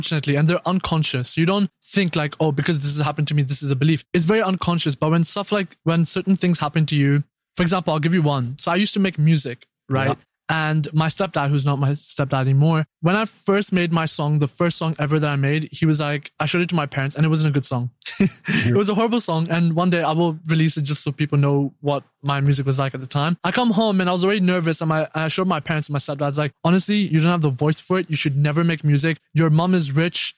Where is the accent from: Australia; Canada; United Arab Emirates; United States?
United Arab Emirates; Dubai; also born or lived in Brighton, United Kingdom; I was born in Dubai, lived here all my life, and then went to UK for about 3 years.